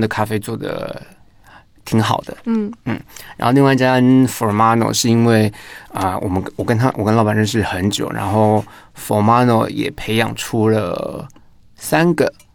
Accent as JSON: {"language": "Chinese", "town": "Tainan", "country": "Taiwan", "said": "我是台南人"}